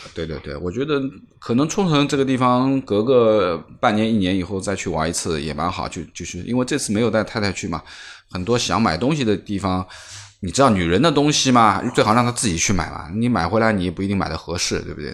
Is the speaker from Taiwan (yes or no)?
no; China; 我们中国人自己的一个节日